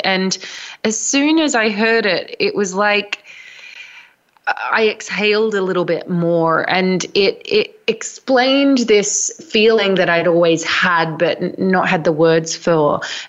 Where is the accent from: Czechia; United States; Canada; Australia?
Australia; also born or lived in London; now in Glastonbury, United Kingdom; so you can probably tell from my accent, I'm originally from Australia. I moved to London about 15 years ago, and now I live in Glastonbury in the southwest of England.